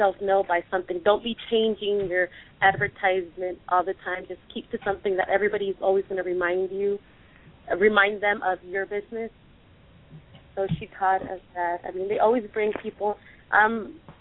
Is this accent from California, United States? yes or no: yes; Vista, California, United States; my parents are originally from Mexico. I was born here in the United States. We ended up in the city of Vista here in San Diego